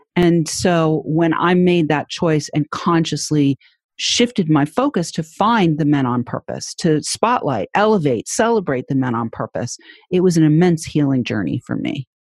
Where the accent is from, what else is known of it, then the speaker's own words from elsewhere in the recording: New Hampshire, United States; my home state of New Hampshire